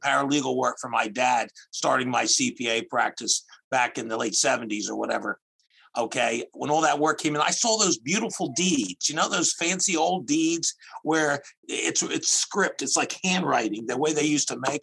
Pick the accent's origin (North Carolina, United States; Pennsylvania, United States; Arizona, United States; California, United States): Pennsylvania, United States; outside of Philadelphia; also born or lived in New Jersey; I'm from outside of Philadelphia